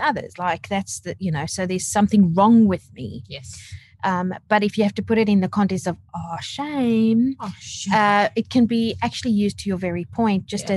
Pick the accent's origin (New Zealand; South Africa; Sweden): South Africa; now in Australia; growing up in South Africa, but I have been here in Australia for almost 13 years